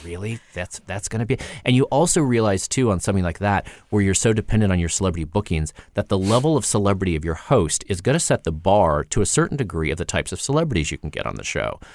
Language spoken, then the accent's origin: English; Indiana, United States; now in Los Angeles, United States; I'm this kid from Indiana who moved to L